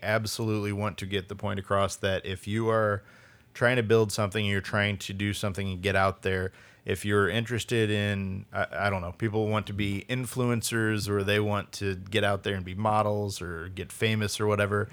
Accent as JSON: {"language": "English", "town": "St. Louis", "region": "Missouri", "country": "United States", "also_born_or_lived": "Springfield, Missouri", "moved": "as an adult", "lives_now": "Portland, United States", "said": "I'm from St. Louis, but I lived in Springfield, Missouri at the time"}